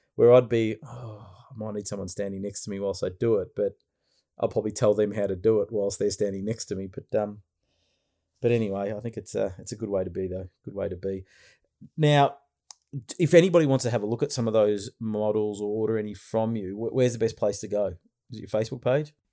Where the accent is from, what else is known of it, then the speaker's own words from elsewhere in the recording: Frankston, Victoria, Australia; I was born in Frankston.